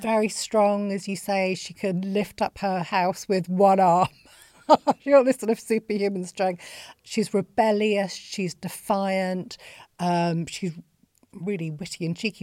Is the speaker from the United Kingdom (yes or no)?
yes; Bolton, North West England, United Kingdom; I grew up in Bolton